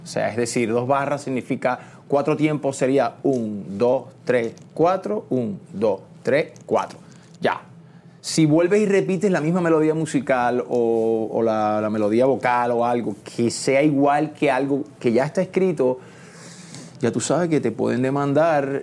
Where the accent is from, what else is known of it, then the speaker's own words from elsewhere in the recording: Trujillo Alto, Puerto Rico; moved away; also born or lived in Santurce, San Juan, Puerto Rico / Miami; me crié en Puerto Rico, en el campo, en Trujillo Alto